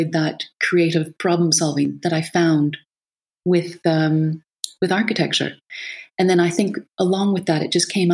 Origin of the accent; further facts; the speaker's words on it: Canada; also born or lived in Lisbon, Portugal; coming from a very sort of suburban background from Canada, wide open spaces